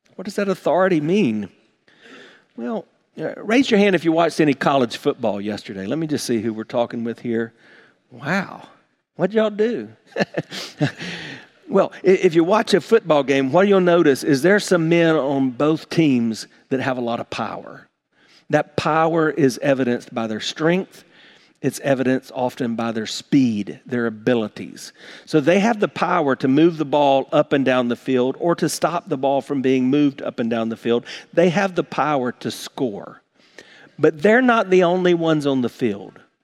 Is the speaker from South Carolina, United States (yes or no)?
yes; South Carolina, United States; moved away; growing up in South Carolina, I kind of grew up with a simple life